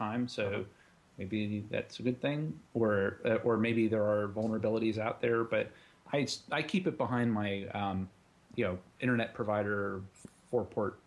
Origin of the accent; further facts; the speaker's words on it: Western Pennsylvania, United States; now in Ohio, United States; I grew up in Western Pennsylvania, home of Mr. Rogers